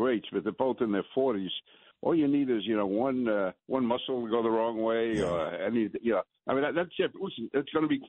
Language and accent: English; New York, United States; I'm a New Yorker